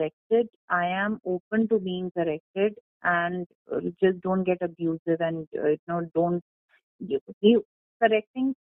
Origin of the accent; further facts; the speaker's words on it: Delhi, India; also born or lived in Kottayam, Kerala; I have been brought up in Delhi